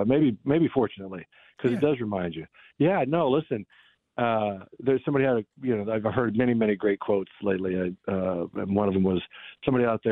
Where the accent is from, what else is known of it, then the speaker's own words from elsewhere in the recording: Kansas City, Missouri, United States; growing up in Kansas City